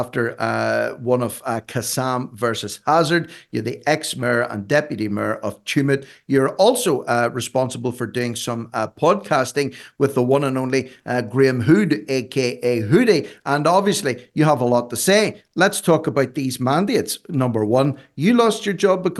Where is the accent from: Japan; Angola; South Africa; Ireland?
Ireland; I'm an Irishman.